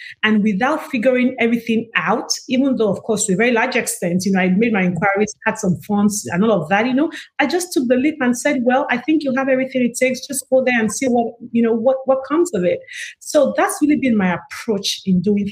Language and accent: English; Nigeria; now in United States; I'm from Africa. I'm actually from Nigeria, proudly Nigerian